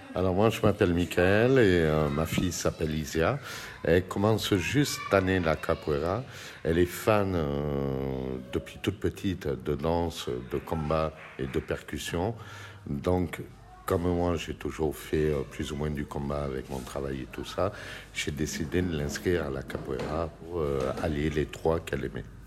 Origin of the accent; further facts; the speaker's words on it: Fortaleza, Ceará, Brazil; moved away; j'ai commencé la capoeira chez moi à Fortaleza, au Brésil, en 1984